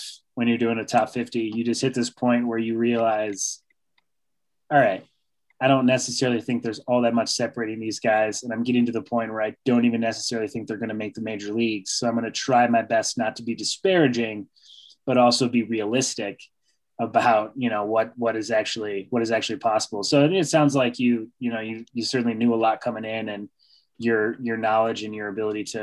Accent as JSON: {"language": "English", "town": "Rochester", "region": "New York", "country": "United States", "said": "I'm originally from Rochester, New York"}